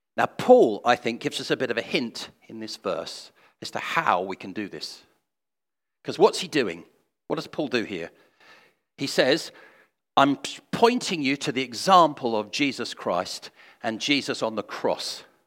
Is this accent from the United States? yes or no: no; England, United Kingdom; I'm English